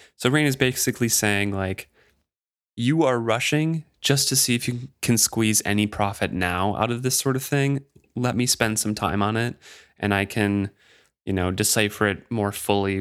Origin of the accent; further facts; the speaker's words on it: United States; as an American